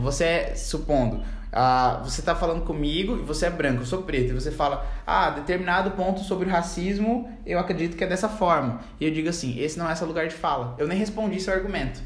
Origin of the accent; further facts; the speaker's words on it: Campo Grande, Mato Grosso do Sul, Brazil; eu sou de Campo Grande, Mato Grosso do Sul. Nasci aqui na Cidade Morena, capital do estado